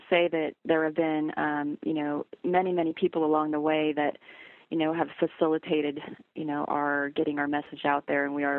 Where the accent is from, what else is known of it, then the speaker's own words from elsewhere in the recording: Kalispell, Montana, United States; moved away; and I'm from Kalispell. You know, went to high school there. I've got a lot of family in Montana, and Montana is very near and dear to my heart.